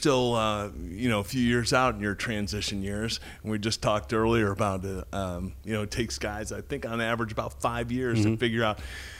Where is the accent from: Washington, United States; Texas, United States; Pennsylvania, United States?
Texas, United States; Austin; I'm from Austin, Texas, so.